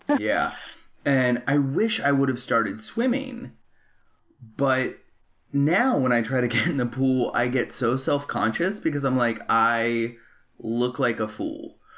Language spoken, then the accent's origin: English; Arizona, United States; moved away as an adult; now in Los Angeles, United States; I was born and raised in Arizona